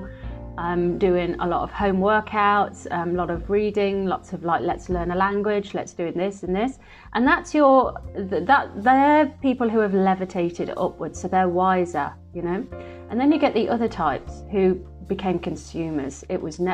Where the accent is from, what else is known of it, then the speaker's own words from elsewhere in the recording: Midlands, United Kingdom; now in London, United Kingdom; I'm from the Midlands